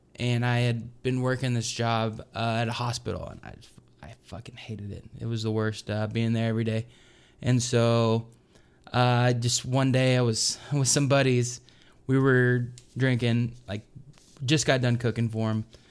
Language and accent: English; Arkansas, United States; growing up in Arkansas, so it was, like, super Southern.